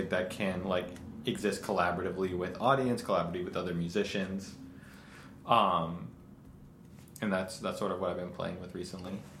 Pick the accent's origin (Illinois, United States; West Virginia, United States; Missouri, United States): Illinois, United States; Chicago; now in New York, United States; I grew up in Chicago, but I've lived in New York for a long time now